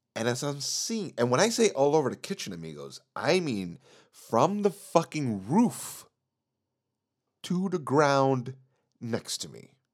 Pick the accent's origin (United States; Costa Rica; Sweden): Sweden; Sweden is my home country. But my parents are from Chile, meaning I have some background from that country.